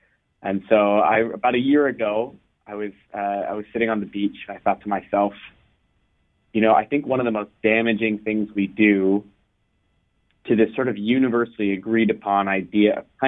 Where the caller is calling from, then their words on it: California, United States; I'm in California, so I think we're in different spots right now